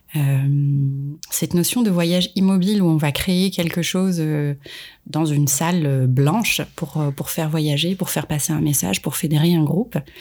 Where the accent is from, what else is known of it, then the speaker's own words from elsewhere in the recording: Marrakesh, Marrakesh-Safi, Morocco; moved away as an adult; also born or lived in Casablanca, Morocco; now in France; née à Casablanca et j'ai grandi à Marrakech. Euh, je suis arrivée en France il y a maintenant 13 ans pour, euh, pour finir mes études